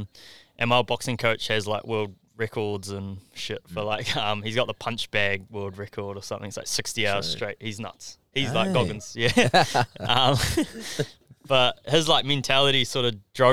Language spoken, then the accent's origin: English; Auckland, New Zealand; I'm from West Auckland